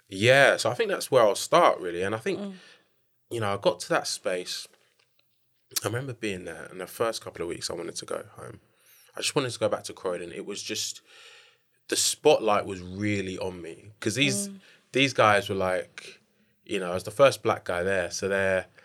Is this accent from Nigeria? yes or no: yes; Nigeria; I'm Nigerian.